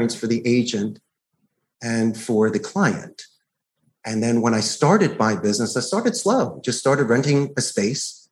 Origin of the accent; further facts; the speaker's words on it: Philadelphia, Pennsylvania, United States; moved away as an adult; also born or lived in Arizona; now in Costa Rica; I grew up in Northeast Philadelphia.